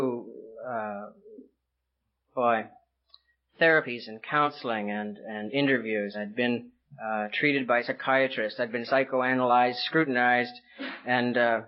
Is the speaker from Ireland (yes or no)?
no; British Columbia, Canada; moved away; also born or lived in California; I grew up in Canada, and I lived in British Columbia